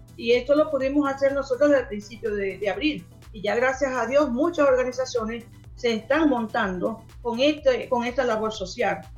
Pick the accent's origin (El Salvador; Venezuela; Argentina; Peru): Venezuela; now in Chile; nuestras familias que están en Venezuela